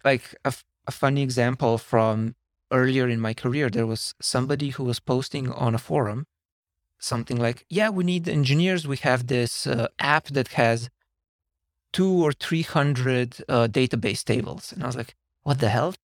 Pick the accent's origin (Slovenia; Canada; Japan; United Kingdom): Slovenia; moved away as an adult; now in San Francisco, United States; I'm originally from Slovenia, and I've been in San Francisco now for almost seven years.